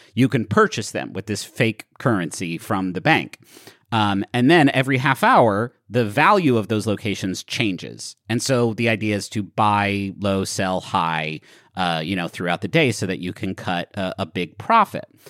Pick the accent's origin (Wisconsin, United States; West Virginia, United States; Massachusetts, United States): West Virginia, United States; Huntington; the pool that I grew up going to in Huntington, West Virginia.